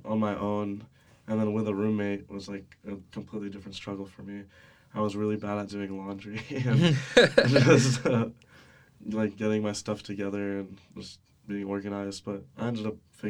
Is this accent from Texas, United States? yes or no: yes; Sugar Land, Texas, United States; I grew up in Sugarland, suburb of Houston.